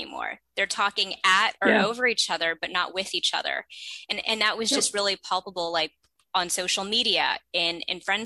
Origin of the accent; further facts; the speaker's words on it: Bay Area, California, United States; I'm originally from the Bay Area, so I was not too far from my family and friends from growing up